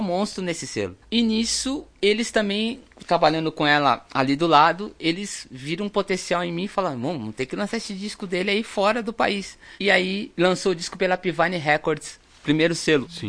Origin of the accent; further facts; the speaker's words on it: Brazil; nós que somos aqui do Brasil